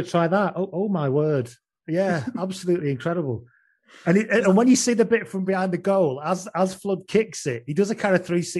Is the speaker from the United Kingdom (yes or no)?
yes; England, United Kingdom; and I'm English.